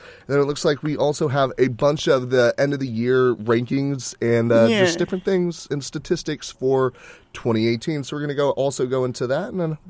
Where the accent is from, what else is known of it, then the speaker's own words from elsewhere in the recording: United States; I guess it's because I'm American